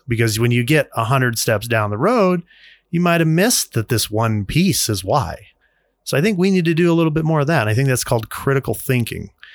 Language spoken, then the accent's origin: English; United States; We're, we're in America. As, as an American, we have a constitution.